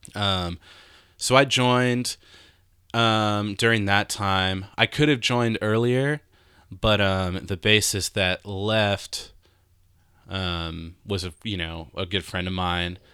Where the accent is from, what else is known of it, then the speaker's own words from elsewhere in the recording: Houston, Texas, United States; growing up in Houston where you have to drive everywhere.